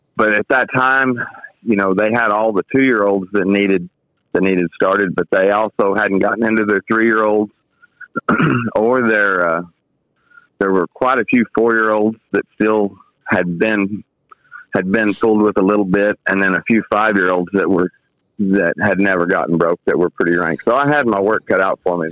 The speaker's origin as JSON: {"language": "English", "town": "Fort Worth", "region": "Texas", "country": "United States", "tie": "born or raised there", "also_born_or_lived": "Osage County, Oklahoma", "moved": "as an adult", "said": "I grew up in the Fort Worth area."}